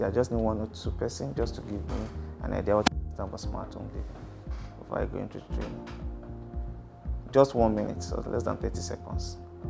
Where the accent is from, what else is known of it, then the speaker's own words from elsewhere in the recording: Edo, Nigeria; I'm from Edo.